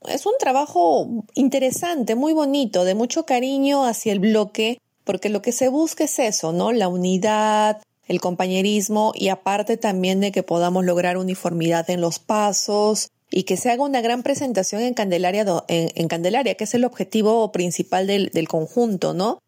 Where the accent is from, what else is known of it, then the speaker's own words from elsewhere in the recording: Cusco, Peru; moved away as an adult; now in Lima, Peru; soy cusqueña